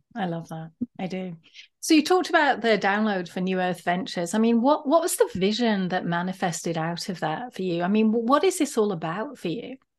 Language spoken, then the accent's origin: English; United Kingdom; now in United States; I might be Brit living in America